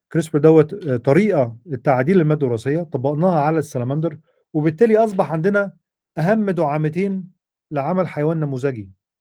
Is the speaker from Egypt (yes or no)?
yes; Egypt; moved away as an adult; also born or lived in United States; احنا عندنا في مصر